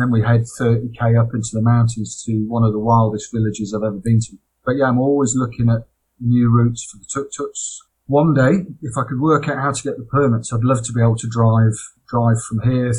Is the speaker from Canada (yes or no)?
no; United Kingdom; now in Thailand